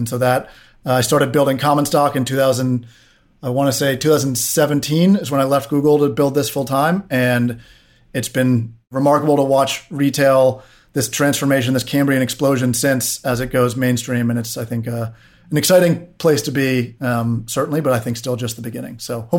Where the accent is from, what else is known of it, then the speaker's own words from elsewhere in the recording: Washington, District of Columbia, United States; I grew up in DC on Capitol Hill.